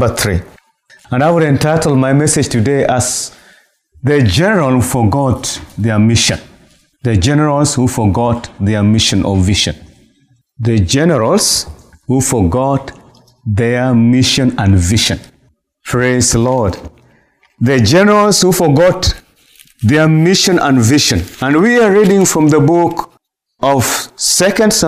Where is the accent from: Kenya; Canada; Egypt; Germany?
Kenya; Nairobi; I'm coming from Nairobi, Kenya